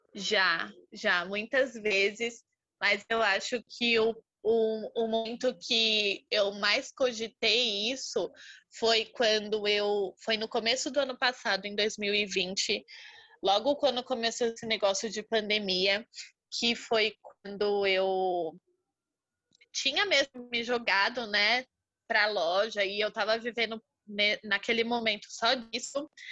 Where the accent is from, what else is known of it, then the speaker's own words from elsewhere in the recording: São Paulo, Brazil; sou de São Paulo, tenho vinte e dois anos